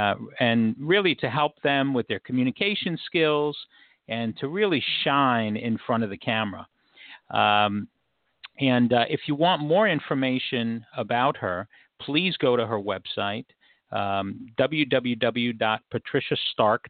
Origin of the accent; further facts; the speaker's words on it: New York City, New York, United States; I was born and raised in New York City in Washington Heights